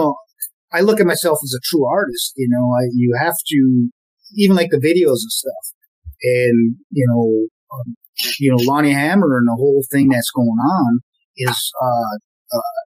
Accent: Memphis, Tennessee, United States; we grew up together in the Memphis music scene

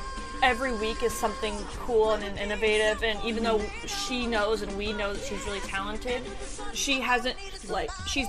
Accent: Houston, Texas, United States; I'm from

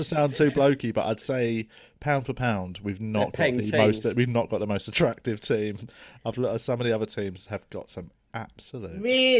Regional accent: London, United Kingdom; I'm from South West. I'm from Tooting.

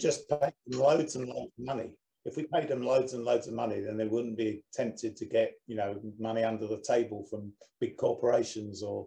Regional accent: United Kingdom; being a Brit

